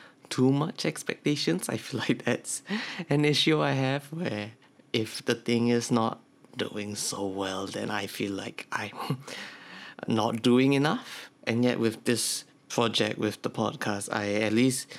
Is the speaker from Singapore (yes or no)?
yes; Singapore; I'm from Singapore